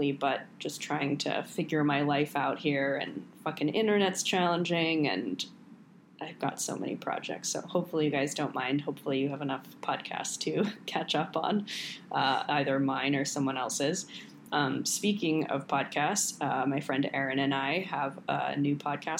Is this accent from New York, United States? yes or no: yes; New York, United States; also born or lived in Paris; the town that we grew up in New York